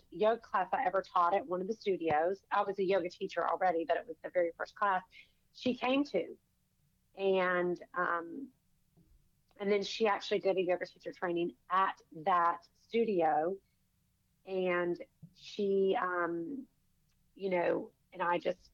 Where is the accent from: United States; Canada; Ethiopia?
United States; Savannah, Georgia; I'm from Savannah